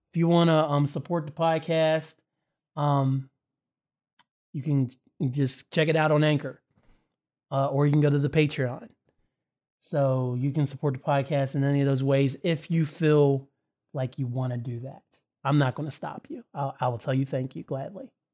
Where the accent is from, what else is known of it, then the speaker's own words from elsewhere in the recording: Winchester, Indiana, United States; race in my hometown of Winchester Speedway back in the day